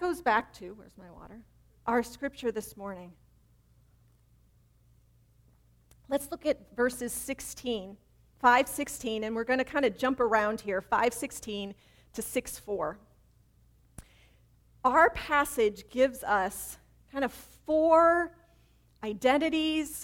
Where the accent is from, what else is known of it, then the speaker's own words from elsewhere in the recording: Chicago, Illinois, United States; I grew up in Chicago